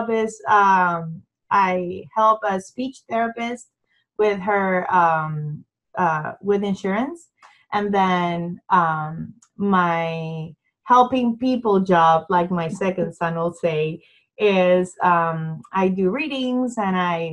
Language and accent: English; San Juan, Puerto Rico; moved away as an adult; now in Round Rock, United States; I'm originally from San Juan, Puerto Rico.